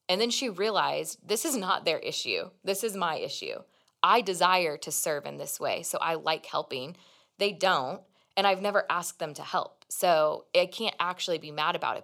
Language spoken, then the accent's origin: English; Kansas City, Missouri, United States; moved away; Jonathan and I go home, 'cause we're both from Kansas City area